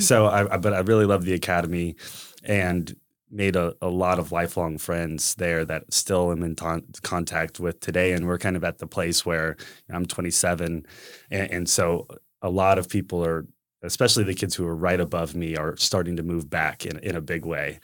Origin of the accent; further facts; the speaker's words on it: San Antonio, Texas, United States; I was born and raised here in San Antonio